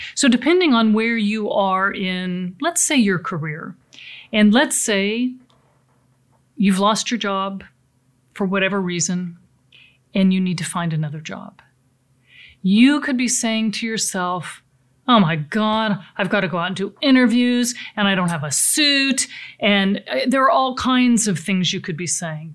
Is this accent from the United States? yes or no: yes; Pacific Northwest, United States; I come from the Pacific Northwest, uh, beautiful lakes, lots of sailing there